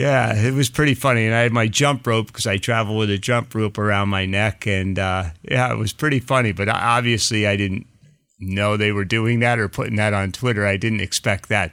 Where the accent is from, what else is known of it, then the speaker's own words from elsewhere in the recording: Pennsylvania, United States; also born or lived in New Jersey; I was born in New Jersey and then lived, you know, after four my, the rest of my life in Pennsylvania.